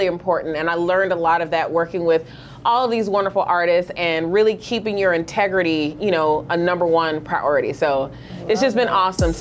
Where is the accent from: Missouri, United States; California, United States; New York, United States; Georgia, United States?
Georgia, United States; Atlanta; I'm from Atlanta. Southwest Atlanta made